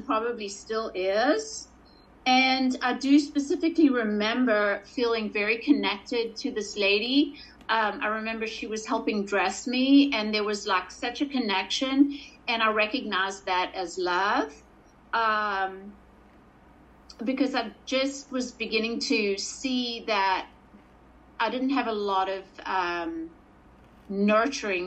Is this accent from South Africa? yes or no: yes; Port Elizabeth, Eastern Cape, South Africa; I was born in Port Elizabeth, South Africa, into a family at the time of four